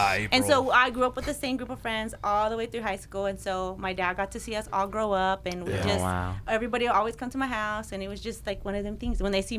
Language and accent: English; Mesquite, Texas, United States; I grew up in Mesquite, Texas. When I grew up in Mesquite, there wasn't a lot of Hispanic people.